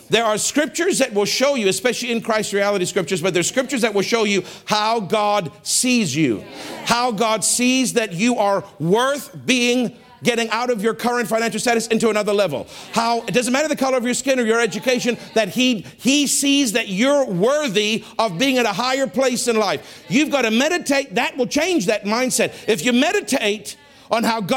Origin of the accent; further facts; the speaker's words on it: South Africa; moved away; I'm from South Africa. I'm from apartheid South Africa